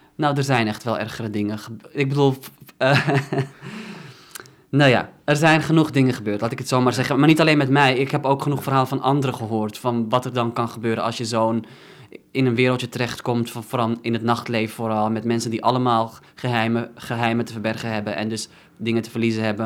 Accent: Netherlands; dan voelde ik me weer bijvoorbeeld meer Nederlander en dan, en dan minder Marokkaan

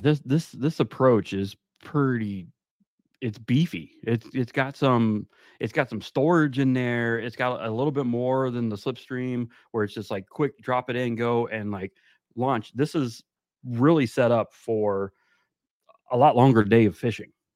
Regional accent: South Florida, United States; now in North Carolina, United States; I'm from South Florida

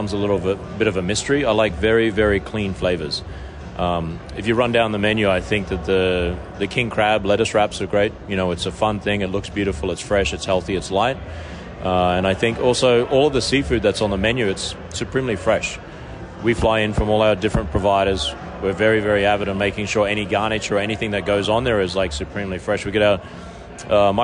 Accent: Australia; now in Las Vegas, United States; how I am as an Australian

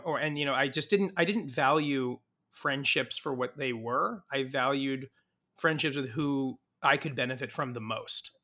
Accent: Saratoga, California, United States; also born or lived in Mountain View, California; I was raised in Saratoga, California, which is near San Jose

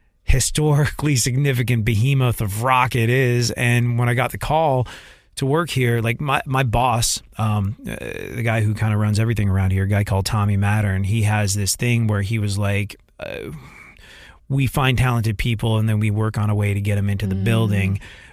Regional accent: London, United Kingdom; I grew up in London and I remember being at concerts back in the day when I was a kid

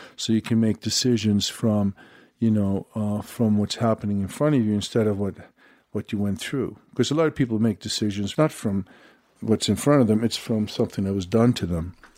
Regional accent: Sweden; moved away; I'm from Sweden, blonde

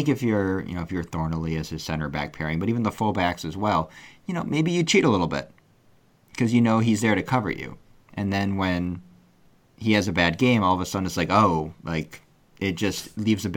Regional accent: United States; as an American

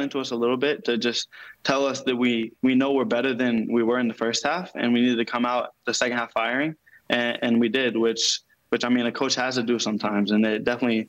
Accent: Louisville, Kentucky, United States; I'm from Louisville

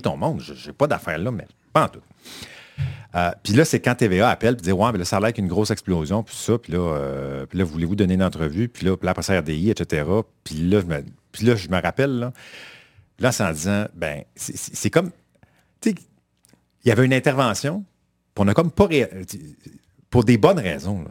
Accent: Quebec, Canada; also born or lived in Saint-Roch-de-l'Achigan; Que les Québécois, j'ai l'impression qu'on est plus timide là-dedans.

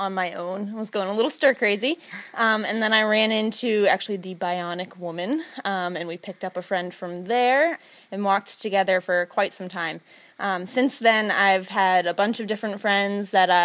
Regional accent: Maine, United States; I'm from Sevec, Maine.

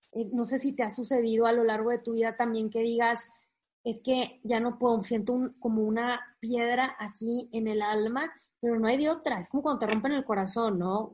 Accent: Monterrey, Nuevo León, Mexico; moved away as an adult; now in Saltillo, Mexico; yo soy de Monterrey, o sea, al norte de México, y toda la vida he estado ahí hasta que nos mudamos a Saltillo

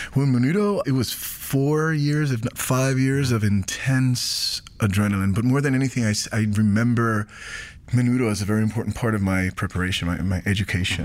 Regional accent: San Juan, Puerto Rico; I, I grew up in Puerto Rico

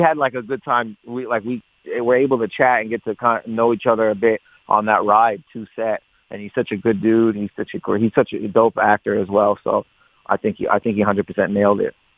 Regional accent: Windsor, Ontario, Canada; I grew up in Windsor

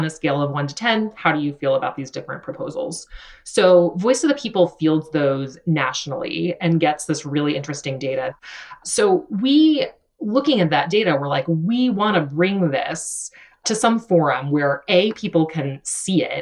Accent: Georgia, United States; moved away as an adult; also born or lived in New York City; I grew up in a conservative community in the South. I'm from Georgia

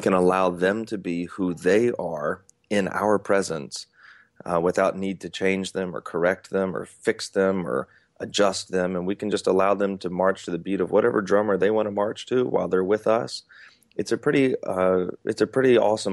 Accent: Atlanta, Georgia, United States; now in North Carolina, United States; I'm currently in North Carolina, but I'm originally from Atlanta, and I'm Southern

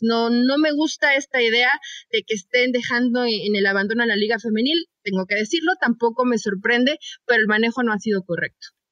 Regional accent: Mexico; como mexicanos, chicas, nos conocemos

